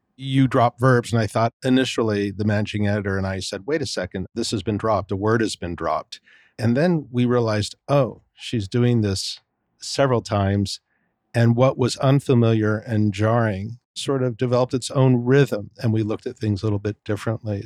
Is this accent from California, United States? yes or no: yes; California, United States; moved away; being a Californian myself originally